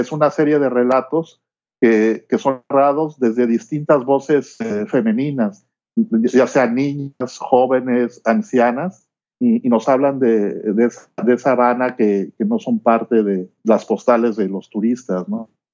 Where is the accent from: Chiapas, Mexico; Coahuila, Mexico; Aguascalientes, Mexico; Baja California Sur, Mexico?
Baja California Sur, Mexico; La Paz; moved away as an adult; also born or lived in Mexico City; now in Florida, United States; yo nací en La Paz, en Baja California Sur, y cuando yo crecí por allá